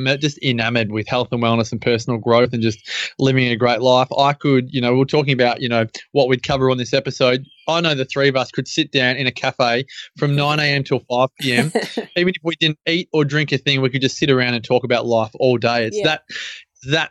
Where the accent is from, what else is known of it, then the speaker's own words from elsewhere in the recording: Melbourne, Victoria, Australia; moved away as an adult; now in Byron Bay, Australia; Born and raised in Melbourne, but moved up to Byron just over 3 years ago.